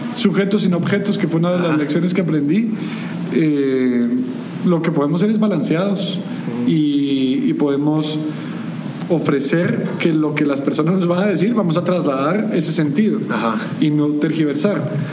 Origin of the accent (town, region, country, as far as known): Guatemala